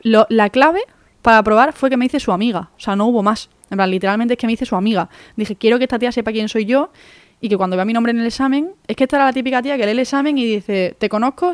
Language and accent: Spanish; Málaga, Andalusia, Spain; moved away; also born or lived in Madrid; yo soy de Málaga, hago la selectividad de Andalucía